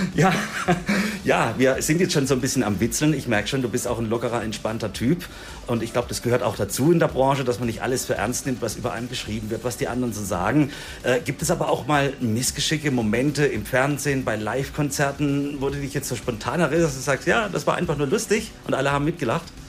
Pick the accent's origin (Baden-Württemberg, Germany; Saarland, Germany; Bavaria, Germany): Baden-Württemberg, Germany; Offenburg; ich komme aus Offenburg